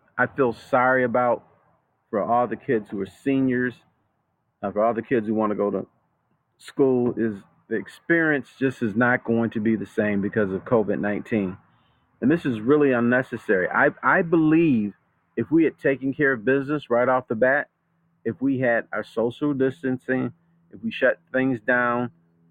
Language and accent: English; United States; I'm an American